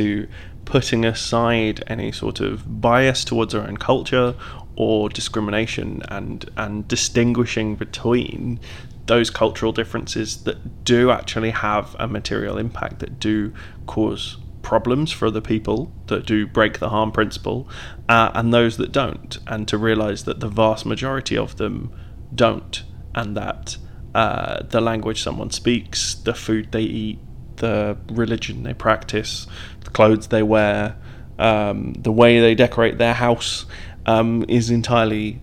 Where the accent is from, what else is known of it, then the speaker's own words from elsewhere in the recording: Devon, South West England, United Kingdom; also born or lived in East London; now in London, United Kingdom; I grew up in Devon and moved to East London and have lived in East London for years now and work there